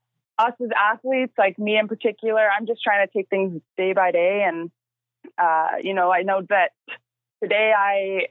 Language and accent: English; Maple Ridge, British Columbia, Canada; I started out in my hometown, Maple Ridge. So that's where I'm from. That's where I still call home.